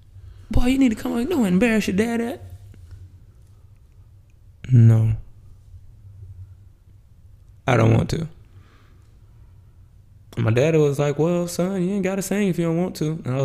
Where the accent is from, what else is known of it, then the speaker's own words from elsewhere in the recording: Florida, United States; Because growing up in the South, you don't understand boundaries until you hit like 25. In the age group of me, not like people that came after like my age group, because I'm 31. So when I was like 20, 21, if I was in Florida